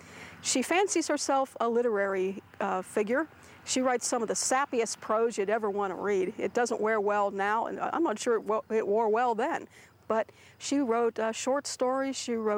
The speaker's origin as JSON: {"language": "English", "town": "Pittsburgh", "region": "Pennsylvania", "country": "United States", "tie": "born or raised there"}